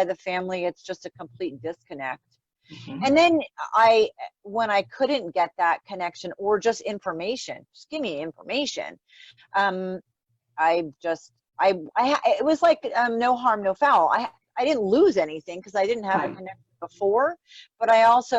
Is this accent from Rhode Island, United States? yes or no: yes; Rhode Island, United States; I grew up in Rhode Island